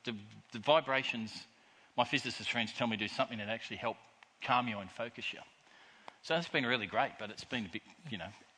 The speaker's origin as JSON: {"language": "English", "country": "Australia", "said": "I love about being an Australian"}